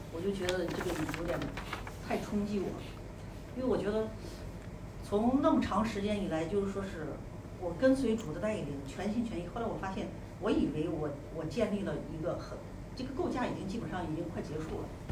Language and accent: Chinese; Xi'an, Shaanxi, China; 我和任勇，我们俩是来自同一个城市，就是古渡西安